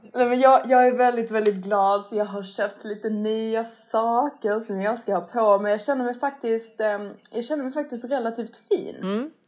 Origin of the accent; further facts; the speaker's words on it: Sweden; man som svensk